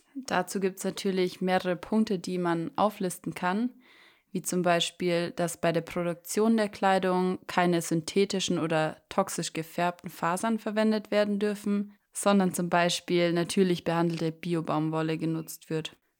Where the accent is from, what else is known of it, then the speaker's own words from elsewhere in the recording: Germany; bei uns in Deutschland